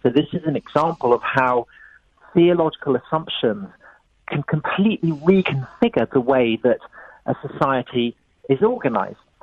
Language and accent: English; England, United Kingdom; I was brought up in England here here in Britain